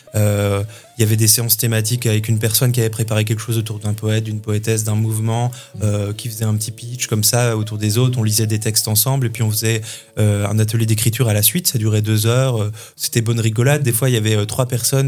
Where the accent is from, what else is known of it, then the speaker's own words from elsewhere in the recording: Hautes-Vosges, Grand Est, France; now in Nancy, France; je viens des Hauts-de-Vosges, où j'ai passé mon enfance en fait